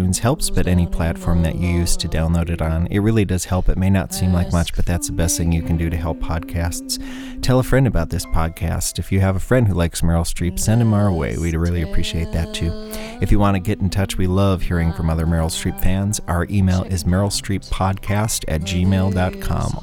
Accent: southeastern Wisconsin, United States; now in Twin Cities, United States; my hometown in southeastern Wisconsin

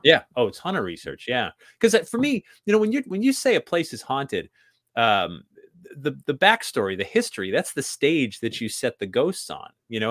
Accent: New England, United States; I grew up in New England

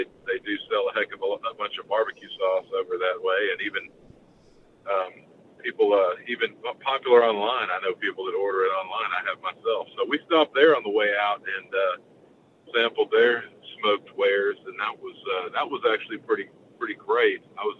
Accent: Texas, United States; born or raised there

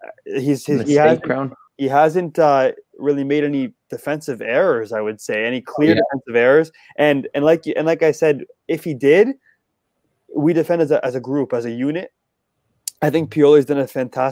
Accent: Canada; we're Canadian

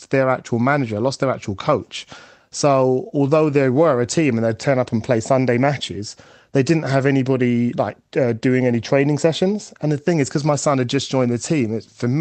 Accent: London, United Kingdom; I grew up in East London, in Upton Park, which is just a stone's throw away from the Bowling Football Ground, spiritual home of West Ham.

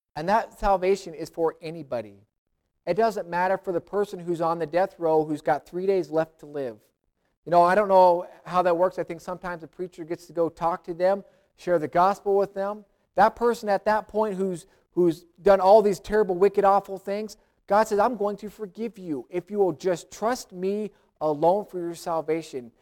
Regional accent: United States; I'm American, I'm a Christian

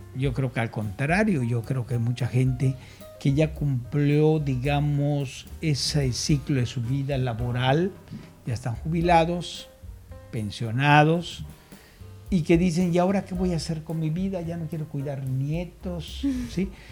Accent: Yucatán, Mexico; moved away as an adult; also born or lived in Mexico City; Yo no soy yucahuach, como alguien me dijo una vez, yo soy yucateco

